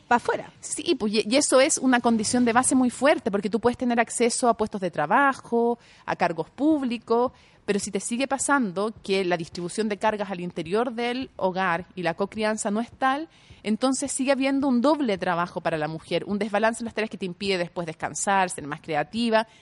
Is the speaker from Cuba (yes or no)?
no; Chile; yo no informo como periodista chilena